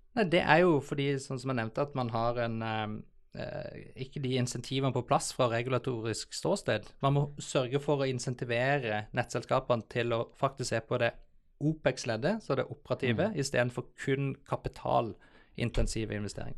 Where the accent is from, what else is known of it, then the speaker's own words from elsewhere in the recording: Southern Norway, Norway; moved away as an adult; also born or lived in Bergen, Norway / Copenhagen, Denmark / New York, United States; now in Oslo, Norway; jeg er en sørlending som eh, har eh, forvilla meg litt opp i Oslo